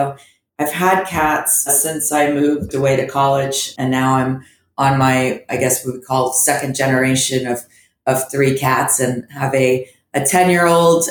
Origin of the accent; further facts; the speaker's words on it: Orlando, Florida, United States; also born or lived in Antwerp, Belgium / Gainesville, Florida / Fort Lauderdale, Florida / Miami, Florida; growing up in Florida is definitely its own thing